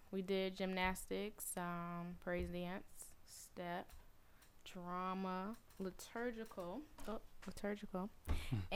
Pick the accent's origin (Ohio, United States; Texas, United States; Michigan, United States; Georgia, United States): Georgia, United States; Atlanta; now in Connecticut, United States; Um, what else? I'm from Atlanta. I'm an army brat. I was an army brat for 20 years, so we moved around to different places, and now I'm